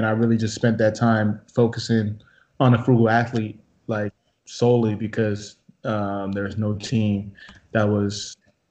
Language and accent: English; Sacramento, California, United States; moved away as an adult; now in Austin, United States; Sacramento, my hometown